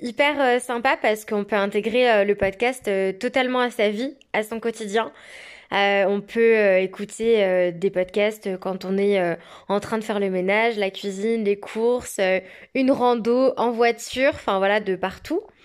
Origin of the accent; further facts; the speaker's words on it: Auvergne-Rhône-Alpes, France; moved away as an adult; now in Queenstown, New Zealand; je suis française et originaire de la très belle région Rhône-Alpes